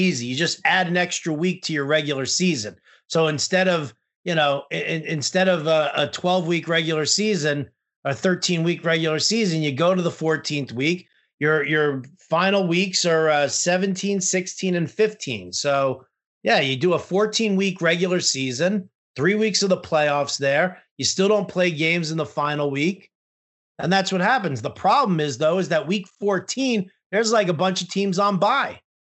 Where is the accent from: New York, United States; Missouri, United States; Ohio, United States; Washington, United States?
New York, United States; now in San Francisco, United States; I was absolutely spoiled growing up in New York